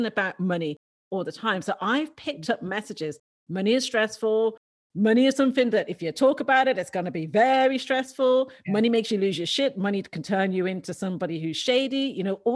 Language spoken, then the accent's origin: English; Dublin, Leinster, Ireland; I grew up in Dublin in Ireland, and I was an only girl.